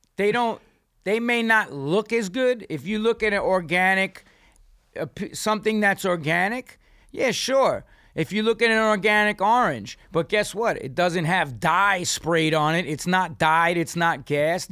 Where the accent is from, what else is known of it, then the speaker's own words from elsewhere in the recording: New York, United States; I'm from New York